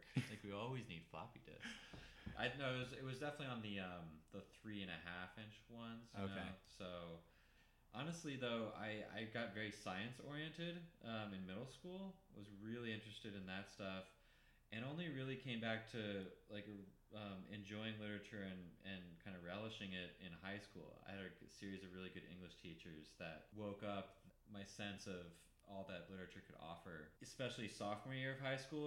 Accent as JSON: {"language": "English", "area": "outside of Baltimore", "region": "Maryland", "country": "United States", "tie": "born or raised there", "also_born_or_lived": "Midwest", "moved": "as an adult", "said": "Outside of Baltimore and in a kind of morass of suburbs."}